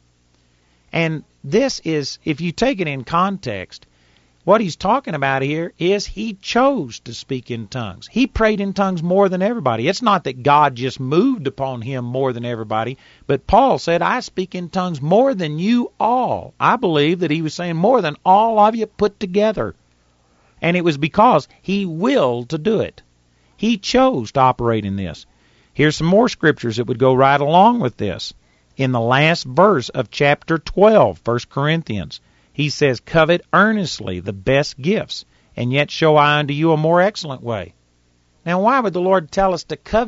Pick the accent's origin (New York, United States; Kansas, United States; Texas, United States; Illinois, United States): Texas, United States; accent: Texas; I'm a hick from Texas